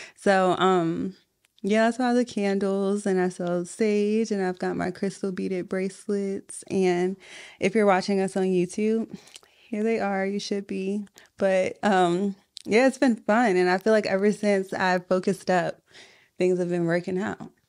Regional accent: Richmond, Virginia, United States; I'm from Southside

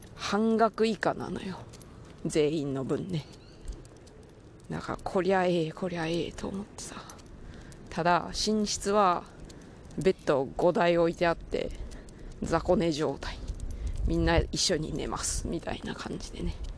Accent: Takaoka, Toyama, Japan; moved away; 私の地元富山の高岡高岡市なんですけれど

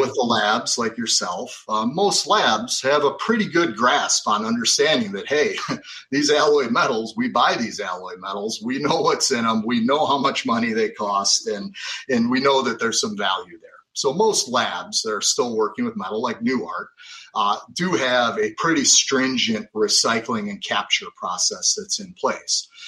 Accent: Lake County, Illinois, United States; moved away as an adult; also born or lived in Wisconsin; I was uh, born and raised in Lake County, Illinois, so right near the Wisconsin border.

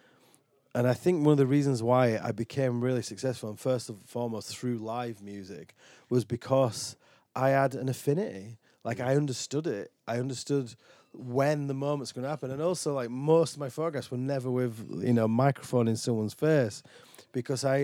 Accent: Dewsbury, Yorkshire and the Humber, United Kingdom; now in Falmouth, United Kingdom; I'm from Dewsbury, West Yorkshire, where everybody is a fucking welder or on the dole.

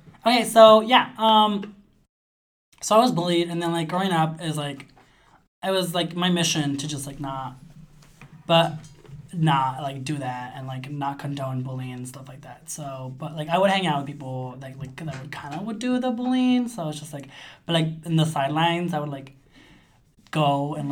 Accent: United States; also born or lived in Sonora, Mexico; I grew up here, lived here all of my life.

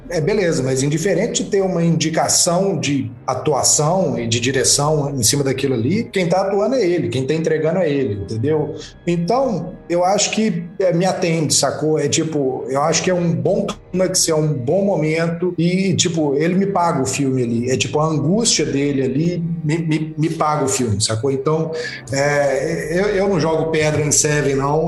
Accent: Brazil; nossa como brasileiros

